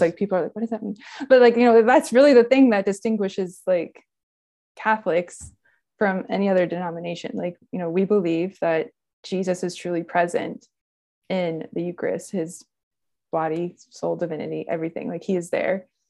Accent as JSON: {"language": "English", "town": "Gainesville", "region": "Florida", "country": "United States", "tie": "born or raised there", "also_born_or_lived": "Ohio", "said": "I grew up in Gainesville, Florida"}